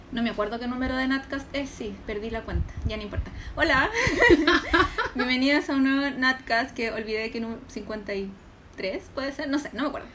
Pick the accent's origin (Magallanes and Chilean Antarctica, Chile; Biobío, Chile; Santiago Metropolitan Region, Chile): Santiago Metropolitan Region, Chile; Santiago; Yo soy de Conchalís. entonces yo siempre, a mí siempre mis compañeros en el colegio, en el liceo, uno, yo en el uno ando en el colegio de mi comuna